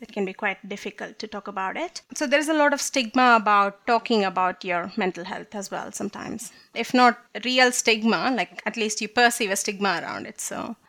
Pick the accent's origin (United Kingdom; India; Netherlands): India; moved away as an adult; I come from India and it's a bit more hush there.